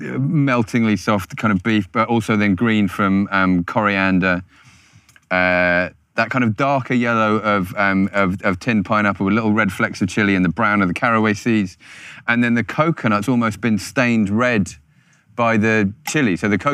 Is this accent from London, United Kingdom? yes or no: yes; Croydon, London, United Kingdom; I'm from Croydon, Jimmy.